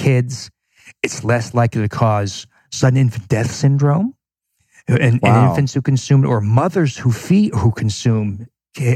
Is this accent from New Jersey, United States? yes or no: yes; New Jersey, United States; now in Milwaukee, United States; I'm from New Jersey, but I live in Milwaukee